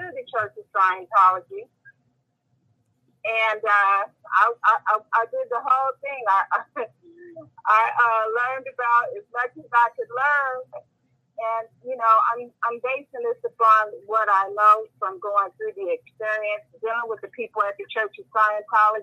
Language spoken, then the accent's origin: English; West Coast, United States; I'm from the West Coast